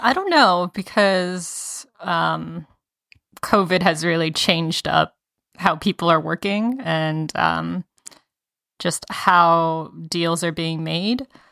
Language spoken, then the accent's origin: English; Atlanta, Georgia, United States; moved away; I went to middle school and high school in in the metro Atlanta area